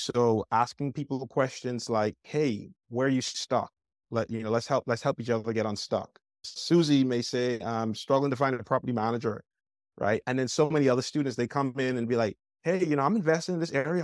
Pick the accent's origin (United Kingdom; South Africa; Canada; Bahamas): Bahamas; now in United States; I grew up in the Bahamas, uh, young island boy